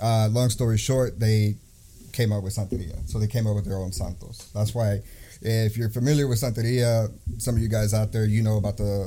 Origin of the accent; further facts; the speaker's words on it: Brownsville, Texas, United States; I'm from Brownsville, Texas